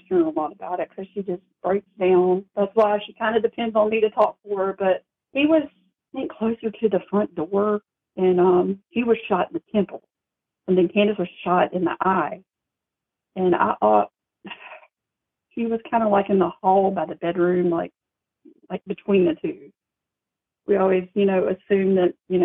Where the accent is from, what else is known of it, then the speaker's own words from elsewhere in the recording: Mobile, Alabama, United States; our whole family, we're from Mobile